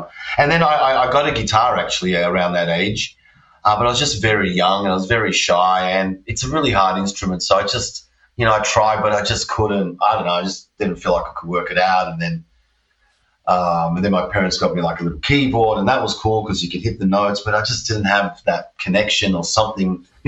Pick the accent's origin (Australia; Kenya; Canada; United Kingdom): Australia; also born or lived in Pančevo, Serbia; I was born in Serbia, in a place called Pančevo. It's like near Belgrade, which is the main city there. It was Yugoslavia when I was born there, and now it's just Serbia. So, I was born there. My parents migrated to Australia when I was one.